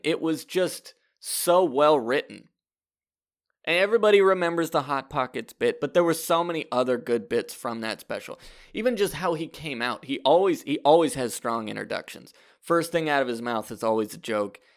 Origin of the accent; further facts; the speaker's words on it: Fresno, California, United States; I grew up in Fresno, California